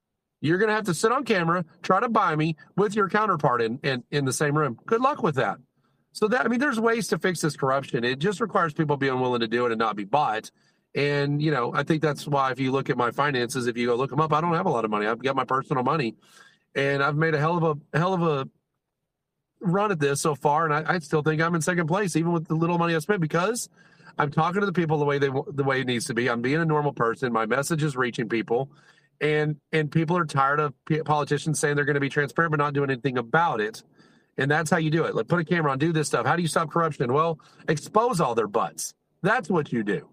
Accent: Texas, United States; I'm a Texan, so I am arrogant

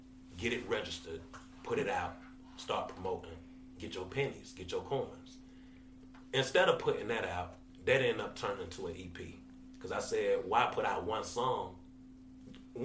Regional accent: Atlanta, Georgia, United States; I'm from Atlanta.

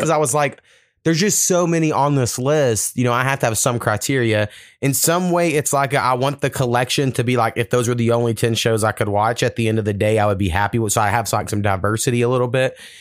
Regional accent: Oklahoma, United States; Oklahoma, we got some shit, but we're like the last state, you know, that was settled in the mainland

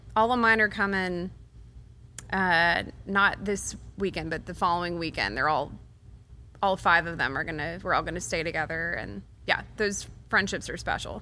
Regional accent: Waco, Texas, United States; moved away as an adult; now in Nashville, United States; Baylor is in my hometown.

